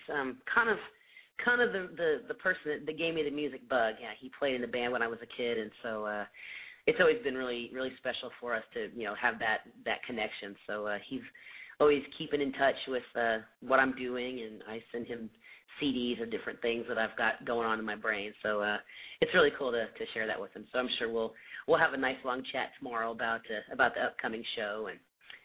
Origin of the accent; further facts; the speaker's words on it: the Midwest, Indiana, United States; moved away; I'm originally from the Midwest, so my family is all back in Indiana